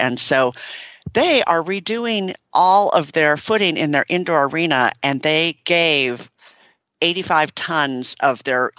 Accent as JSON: {"language": "English", "region": "Minnesota", "country": "United States", "tie": "born or raised there", "moved": "yes", "said": "I grew up in Minnesota"}